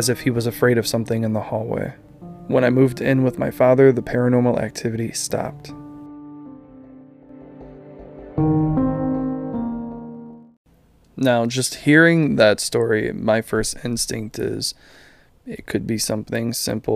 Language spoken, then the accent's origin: English; Midwest, United States; we're from the Midwest